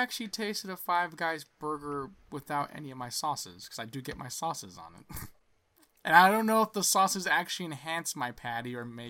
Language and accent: English; California, United States; As a Californian